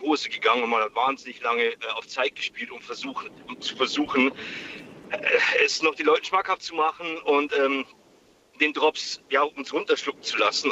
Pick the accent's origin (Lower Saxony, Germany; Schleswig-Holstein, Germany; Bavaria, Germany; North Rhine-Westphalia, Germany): Bavaria, Germany; area around Regensburg, Upper Palatinate; Ich komme aus der Gegend um Regensburg, also aus der Oberpfalz.